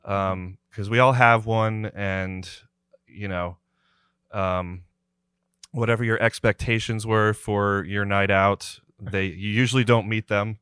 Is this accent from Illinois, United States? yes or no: no; New Jersey, United States; moved away; I'm originally from New Jersey.